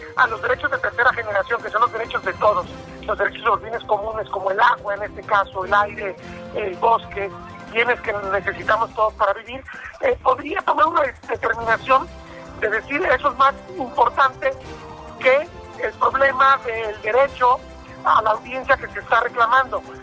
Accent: Guadalajara, Jalisco, Mexico; no solamente como tapatíos, no solamente como jaliscienses

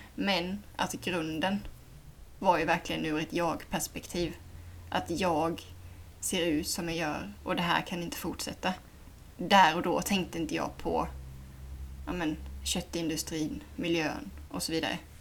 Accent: Sweden; jag kommer dit som svensk

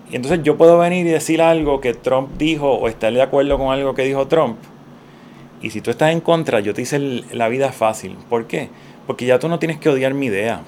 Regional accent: Puerto Rico; also born or lived in Santurce, San Juan; Yo me considero un, puertorriqueño típico

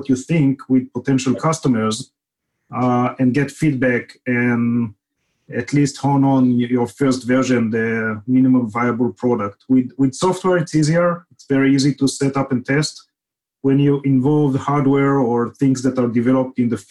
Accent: Israel; moved away as an adult; now in Silicon Valley, United States; grew up in Israel, as you can detect from the accent

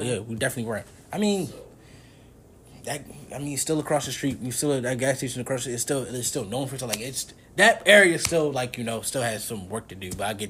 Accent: Trinidad & Tobago; Because I like being Trinidadian. Mm-hmm. I love our culture.

